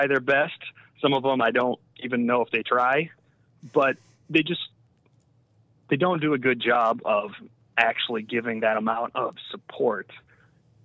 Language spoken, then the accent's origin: English; Northeast Ohio, United States; I'm from Northeast Ohio